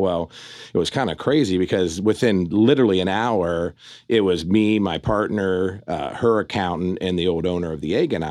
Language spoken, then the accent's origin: English; Fairfield, Ohio, United States; moved away as an adult; also born or lived in Cincinnati, Ohio; now in Las Vegas, United States; I grew up in a small town in uh, Ohio called Fairfield, Ohio, right between oh, Dayton nice. and Cincinnati